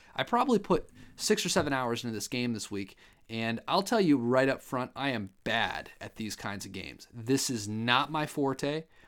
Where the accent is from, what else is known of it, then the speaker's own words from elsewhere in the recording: Ohio, United States; I'm from Ohio